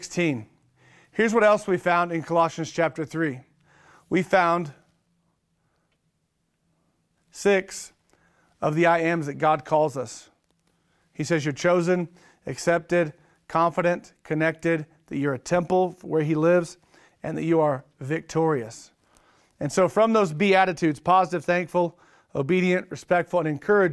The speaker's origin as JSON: {"language": "English", "region": "Oklahoma", "country": "United States", "said": "I'm from Oklahoma. I'm an Okie."}